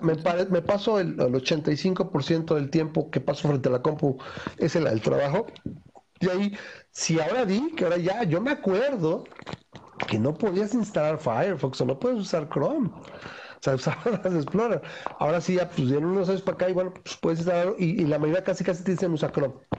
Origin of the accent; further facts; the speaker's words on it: Mexico; nosotros como mexicanos